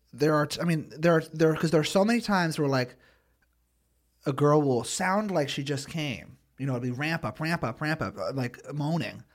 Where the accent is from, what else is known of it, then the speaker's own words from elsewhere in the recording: Philadelphia, Pennsylvania, United States; I'm from Philly